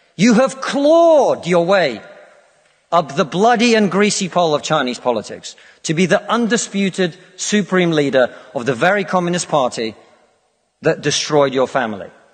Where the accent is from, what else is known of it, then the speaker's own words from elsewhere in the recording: Russia; now in United Kingdom; I come from Russia, which is not a poor country